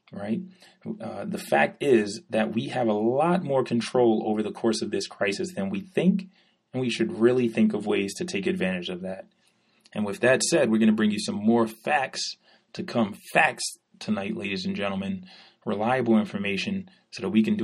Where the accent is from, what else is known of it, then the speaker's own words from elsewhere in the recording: New York City, New York, United States; I'm from New York.